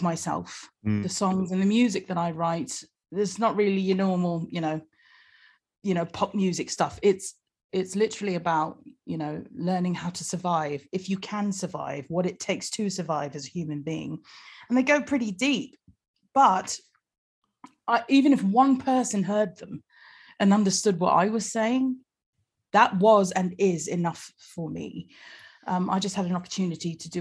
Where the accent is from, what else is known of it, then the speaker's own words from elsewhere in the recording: United States; now in London, United Kingdom; I just happen to be born and raised in America, but my parents, my dad's from England, and my mum was from New Zealand.